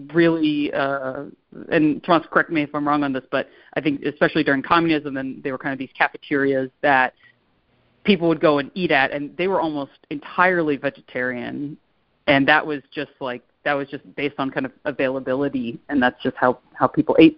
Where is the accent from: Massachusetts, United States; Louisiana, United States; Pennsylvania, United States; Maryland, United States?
Pennsylvania, United States; Pittsburgh; growing up in Pittsburgh